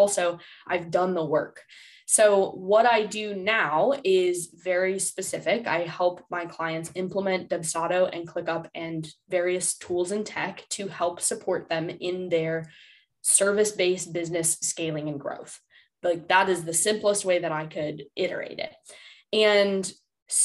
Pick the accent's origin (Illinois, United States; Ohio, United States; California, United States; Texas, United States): Ohio, United States; Cleveland; I'm from Cleveland